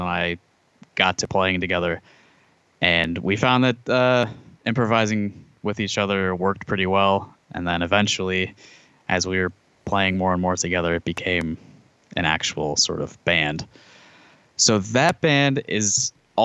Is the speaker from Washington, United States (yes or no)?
no; Cedar Rapids, Iowa, United States; I grew up in Cedar Rapids